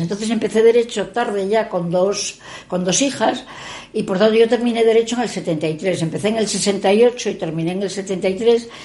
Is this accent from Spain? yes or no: yes; Gijón, Asturias, Spain; also born or lived in San Sebastián / Madrid; sí, naciendo en Osti, pero bueno, soy gijonesa desde el mes de nacimiento